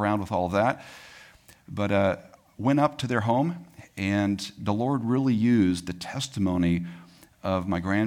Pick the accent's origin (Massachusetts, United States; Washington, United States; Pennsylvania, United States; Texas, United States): Texas, United States; Tyler; I was born in East Texas, if you guys know where Tyler is. That's where I was born and raised for the most part.